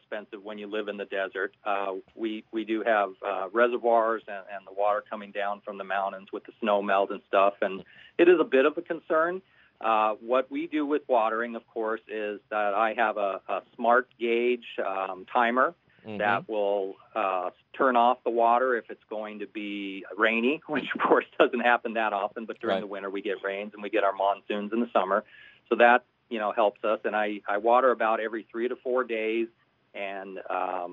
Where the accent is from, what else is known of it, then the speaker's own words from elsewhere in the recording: Tucson, Arizona, United States; moved away; I grew up in Tucson